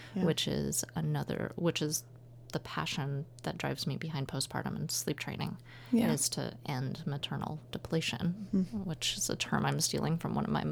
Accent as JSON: {"language": "English", "region": "Nebraska", "country": "United States", "tie": "born or raised there", "also_born_or_lived": "Southern California", "moved": "yes", "lives_now": "Portland, United States", "said": "I grew up in Nebraska"}